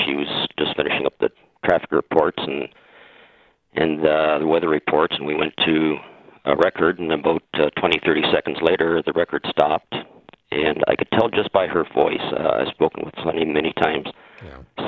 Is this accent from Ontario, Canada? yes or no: yes; Windsor, Ontario, Canada; I was born and raised in Windsor, which is outside of Detroit